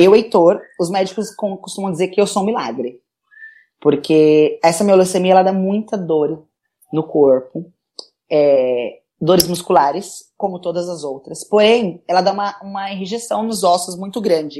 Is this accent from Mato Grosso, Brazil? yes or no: no; São Paulo, Brazil; sou daqui da cidade de São Paulo